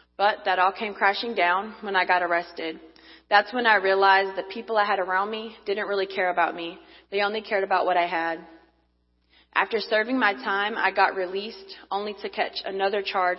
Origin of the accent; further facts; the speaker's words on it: North Carolina, United States; born and raised in North Carolina.